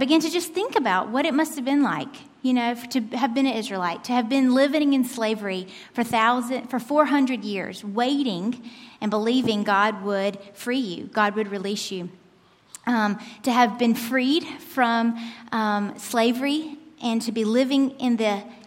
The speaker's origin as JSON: {"language": "English", "country": "United States", "tie": "born or raised there", "also_born_or_lived": "Turkey", "moved": "as an adult", "said": "I'm an American. Born and raised"}